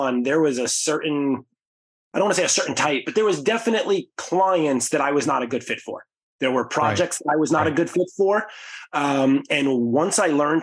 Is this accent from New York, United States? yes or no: yes; New York City, New York, United States; Growing up in the Bronx